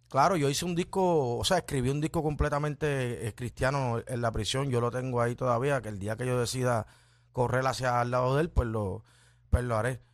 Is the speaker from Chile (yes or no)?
no; Ponce, Puerto Rico; me crié en Lirio del Sur en Ponce